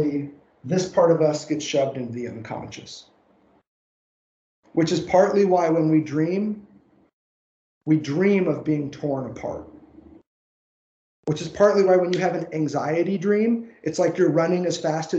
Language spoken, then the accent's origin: English; Southern Indiana, United States; accent: twang; moved away; also born or lived in Tennessee; my Tennessee red dirt upbringing, the fact that I was born and raised in Southern Indiana